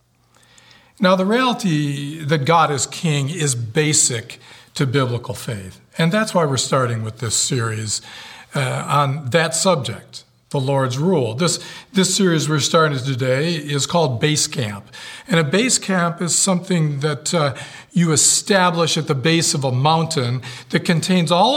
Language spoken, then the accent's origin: English; United States; I am an American in the core of my being